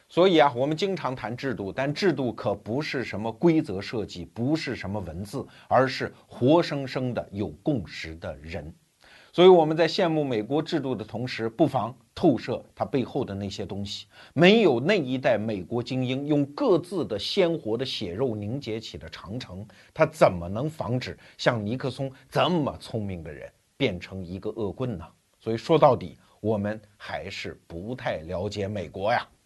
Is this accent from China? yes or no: yes; China; 我们中国人有一句话